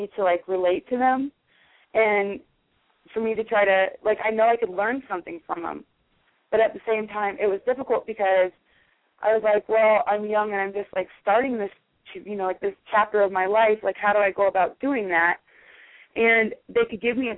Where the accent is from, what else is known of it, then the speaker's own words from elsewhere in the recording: Omaha, Nebraska, United States; being from Omaha